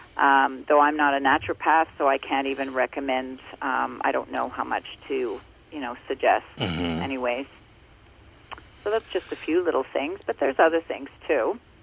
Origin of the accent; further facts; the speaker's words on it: Ontario, Canada; also born or lived in Muskoka, Ontario; I grew up uh, in Ontario, and I now live in Muskoka, uh, in Ontario